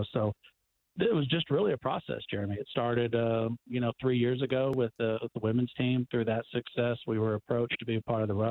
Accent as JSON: {"language": "English", "town": "Tulsa", "region": "Oklahoma", "country": "United States", "tie": "born or raised there", "said": "I grew up here in Tulsa"}